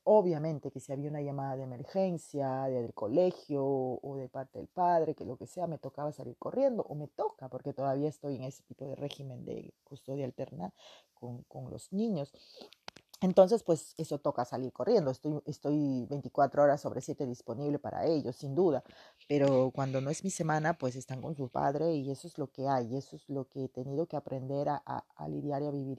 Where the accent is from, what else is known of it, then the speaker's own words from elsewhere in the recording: Peruvian Amazon, Peru; moved away as an adult; now in France; yo vengo de la Amazonía del Perú